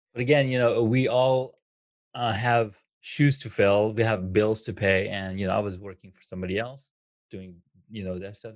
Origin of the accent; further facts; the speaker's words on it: California, United States; moved away as an adult; also born or lived in Colorado / Washington, D.C.; I grew up in California. I worked there for like for the longest time, and then I moved to Colorado. Then I moved to the D, to DC